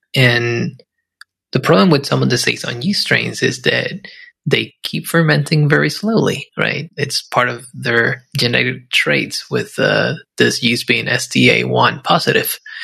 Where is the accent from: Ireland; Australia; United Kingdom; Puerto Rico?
Puerto Rico; I grew up in Puerto Rico